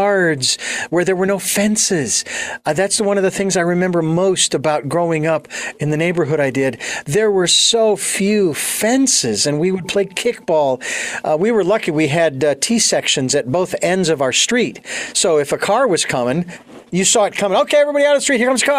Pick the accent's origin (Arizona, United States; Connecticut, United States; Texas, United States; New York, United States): Arizona, United States; Phoenix; now in Santa Barbara, United States; I was born and raised in Phoenix